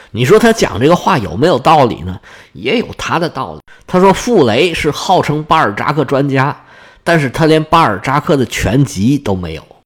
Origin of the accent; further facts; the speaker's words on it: China; 我们中国人看了就必然不习惯